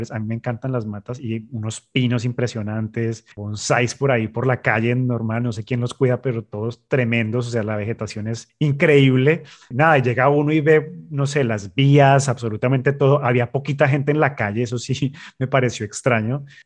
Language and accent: Spanish; Bogotá, Colombia; moved away as an adult; now in Canada; Yo vengo de Bogotá, donde no hace este clima tan caliente en ese mes.